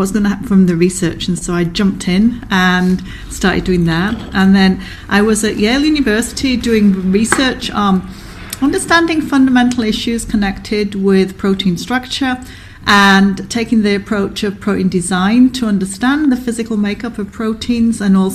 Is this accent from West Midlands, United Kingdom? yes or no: no; Leeds, Yorkshire and the Humber, United Kingdom; moved away as an adult; also born or lived in Oxford, United Kingdom / United States; I was born in Leeds in the north of England